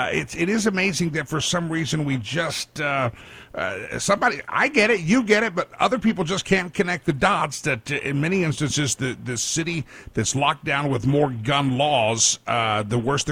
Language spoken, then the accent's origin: English; Texas, United States; my home state, the great state of Texas